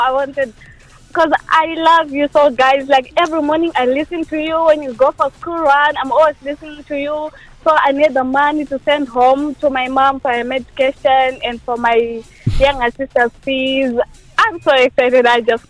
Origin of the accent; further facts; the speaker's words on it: Zimbabwe; moved away; I'm from Zimbabwe.